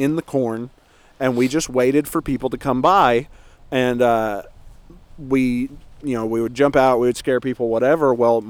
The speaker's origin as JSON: {"language": "English", "region": "Oklahoma", "country": "United States", "tie": "born or raised there", "said": "Oklahoma, it's the Trail of Fear. It's my home state."}